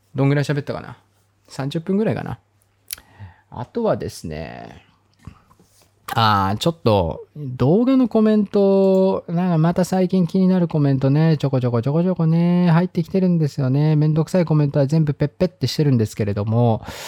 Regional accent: Hokkaido, Japan; moved away; 僕も、まあ、北海道出身

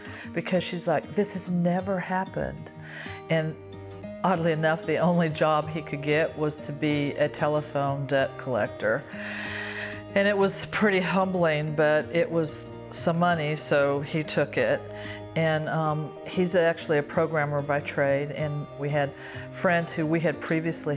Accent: Greenville, South Carolina, United States; I'm from Greenville, South Carolina.

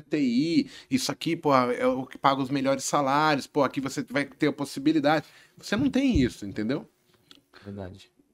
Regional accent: São Paulo, Brazil; eu nasci na Vila Nova Cachoeirinha aqui em São Paulo, né? E aí, de repente, eu estou estudando em escola pública

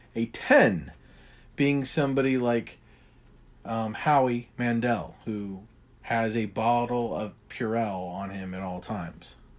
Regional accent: United States; I'm an American

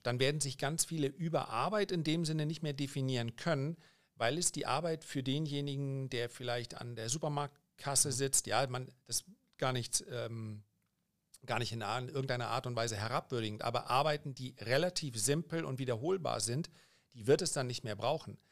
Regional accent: Germany; die meisten meiner Landsleute

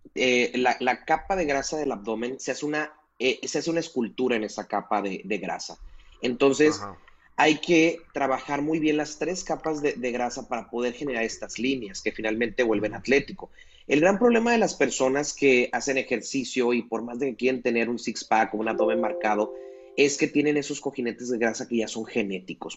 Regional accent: Mazatlán, Sinaloa, Mexico; yo soy de acá de Mazatlán

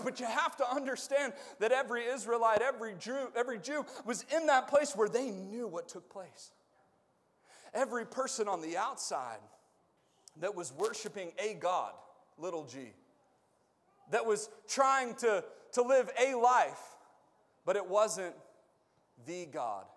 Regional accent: United States; We are American

